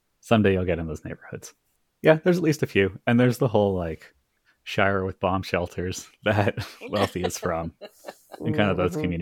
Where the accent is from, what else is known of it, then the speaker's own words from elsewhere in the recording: California, United States; I haven't kept up with everything my home state does